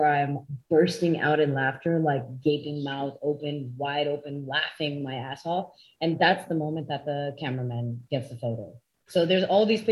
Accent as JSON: {"language": "English", "country": "Canada", "said": "I'm Canadian."}